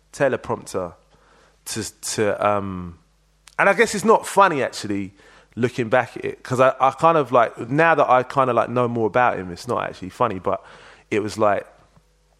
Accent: London, United Kingdom; moved away; also born or lived in Manchester; I grew up in Leytonstone. I was born in Whips Cross Hospital

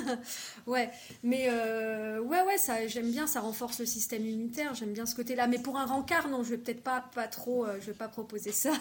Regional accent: Bordeaux, Nouvelle-Aquitaine, France; moved away; à la base, je suis de Bordeaux

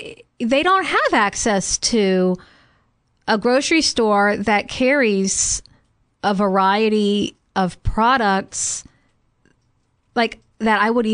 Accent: Louisiana, United States; when I went to a grocery store in my hometown in Louisiana

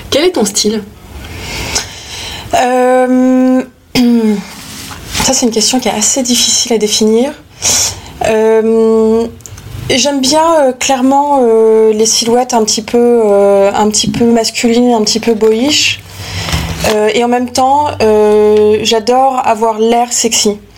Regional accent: Paris, Île-de-France, France; Je viens de Paris. Je suis née à Paris en 1983, en avril 1983. Euh, j'ai grandi et passé, euh, on va dire, euh, jusqu'à maintenant 90% de ma vie à Paris.

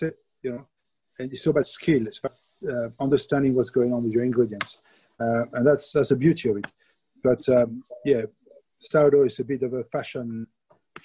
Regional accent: France; accent: French; English is a second language; moved away as an adult; now in United Kingdom; with my French accent.

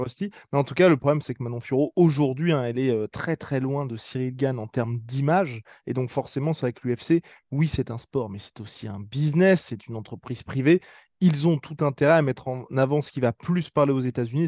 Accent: France; On est français

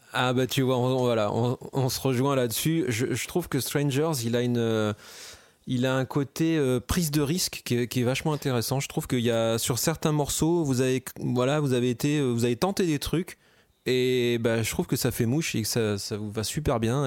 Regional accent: La Rochelle, Nouvelle-Aquitaine, France; moved away; moi je venais de La Rochelle à l'époque.

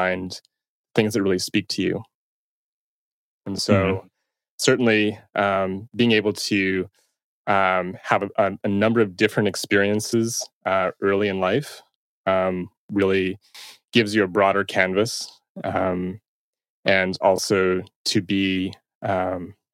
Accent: Toronto, Ontario, Canada; So I'm from Toronto. And I still reside here.

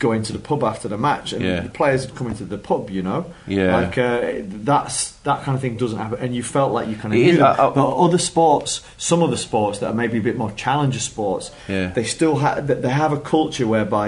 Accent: Yorkshire and the Humber, United Kingdom; as a Yorkshireman

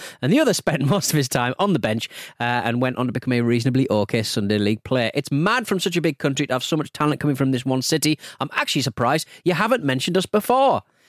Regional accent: Brampton, Ontario, Canada; I heard Vish speak about his family in Brampton, my hometown, and a semi-big suburb of Toronto.

